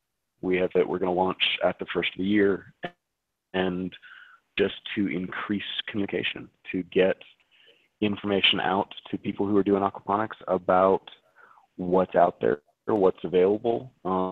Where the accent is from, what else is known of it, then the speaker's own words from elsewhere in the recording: Canada; We had speakers from China, we had speakers from all over the US, I'm from Canada.